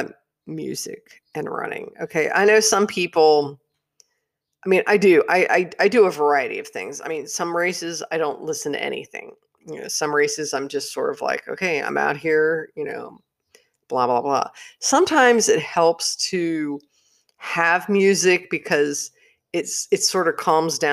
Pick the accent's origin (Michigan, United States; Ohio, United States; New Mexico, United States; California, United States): Ohio, United States; Cincinnati; moved away; being from Cincinnati, which is not too far away.